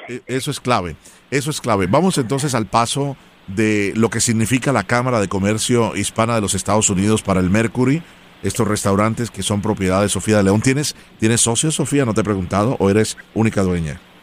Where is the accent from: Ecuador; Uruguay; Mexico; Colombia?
Colombia; yo soy original de Colombia